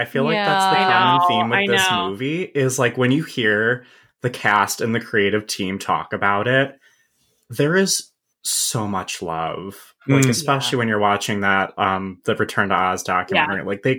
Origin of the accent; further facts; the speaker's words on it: Buffalo, New York, United States; I'm from Buffalo, New York